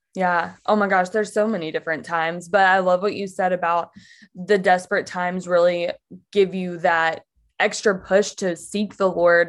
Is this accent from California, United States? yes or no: no; Mississippi, United States; moved away as an adult; now in Michigan, United States; I am from Mississippi originally, so I grew up there. And I moved up to Michigan, where I still live now, back in twenty fourteen.